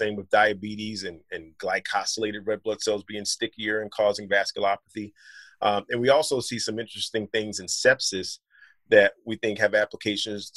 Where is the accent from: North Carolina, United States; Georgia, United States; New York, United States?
North Carolina, United States; moved away as an adult; also born or lived in Southeast Virginia / Philadelphia / Detroit; I grew up in North Carolina